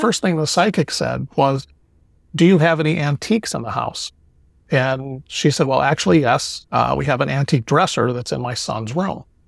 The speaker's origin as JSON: {"language": "English", "town": "Cleveland", "region": "Ohio", "country": "United States", "moved": "yes", "lives_now": "Florida, United States", "said": "I'm originally from Cleveland, Ohio, and I now live in Florida"}